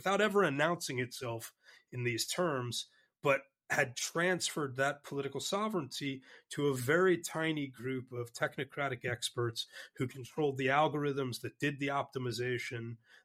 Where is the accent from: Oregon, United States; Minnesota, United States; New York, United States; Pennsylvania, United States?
New York, United States; New York City; I grew up in Brooklyn in New York